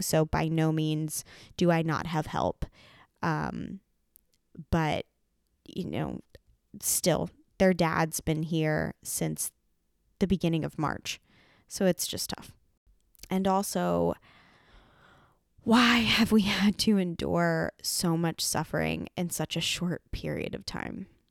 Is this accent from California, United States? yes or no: no; Lancaster County, Pennsylvania, United States; moved away as an adult; also born or lived in Nashville, Tennessee; I had never lived outside of Lancaster County, Pennsylvania